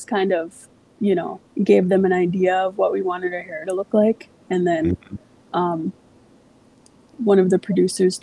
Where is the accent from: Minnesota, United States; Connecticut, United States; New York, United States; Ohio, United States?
Minnesota, United States; Mille Lacs Band Reservation; I grew up on the Mille Lacs Band Reservation.